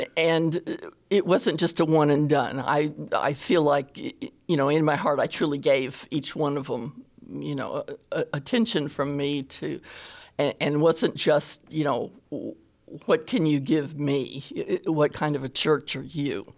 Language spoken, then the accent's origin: English; California, United States; now in Alabama, United States; I am originally from California. I got to Alabama.